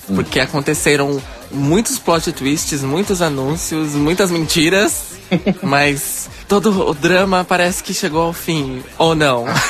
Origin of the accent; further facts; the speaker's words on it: São Paulo, Brazil; eu também sou de São Paulo